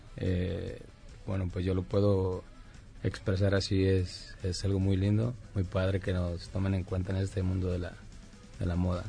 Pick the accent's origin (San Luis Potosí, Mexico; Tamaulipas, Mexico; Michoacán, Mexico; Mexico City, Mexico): Michoacán, Mexico; Zamora; yo soy de Zamora, Michoacán, soy originario de Michoacán